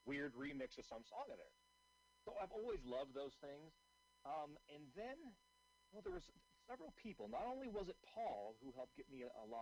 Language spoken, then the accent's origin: English; Seattle, Washington, United States; I'm originally from Seattle